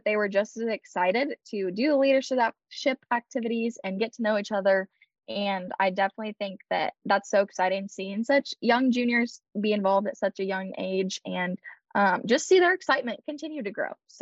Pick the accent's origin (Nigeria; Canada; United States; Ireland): United States; Nebraska; I stayed here in Nebraska at my home state